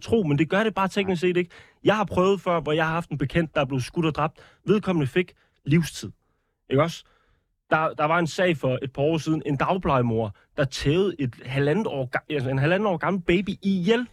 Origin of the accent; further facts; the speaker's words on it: Odense, Southern Denmark, Denmark; jeg kommer fra Odense